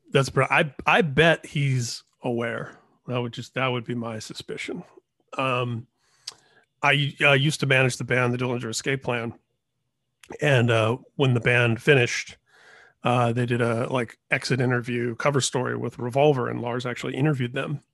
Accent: Indiana, United States; moved away; also born or lived in Washington; I grew up in Indiana

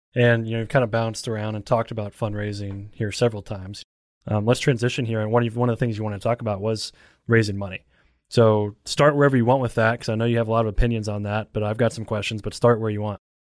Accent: Elizabethtown, Kentucky, United States; I'm from Elizabethtown

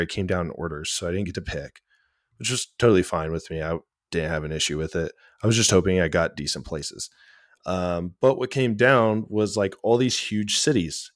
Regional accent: Glendale, Oregon, United States; moved away; also born or lived in Grants Pass, Oregon; I'm originally from Glendale, Oregon. It's a town okay. of like 800 people tucked away in the mountains in the valley

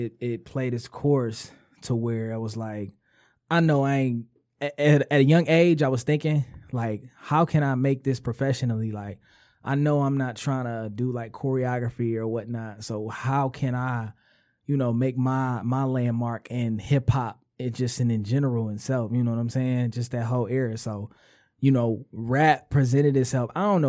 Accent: Detroit, Michigan, United States; West Side, Detroit. I grew up pretty much majority West Side, 6 Mile mainly.

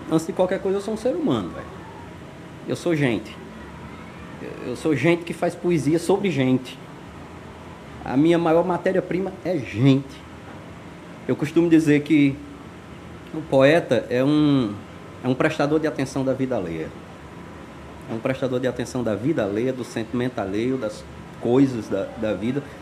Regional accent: Alto Santo, Ceará, Brazil; Eu venho de Alto Santo. Alto Santo é uma cidade aqui no interior do Ceará, é uma terra extraordinária, assim, que brota talento.

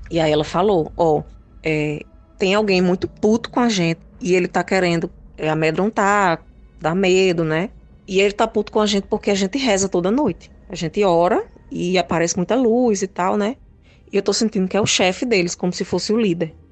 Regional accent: Natal, Rio Grande do Norte, Brazil; sou de Natal RN

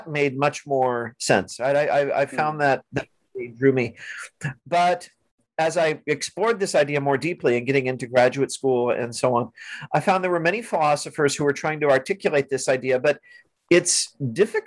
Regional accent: Missouri, United States; I grew up in Missouri, a fairly conservatively Christian

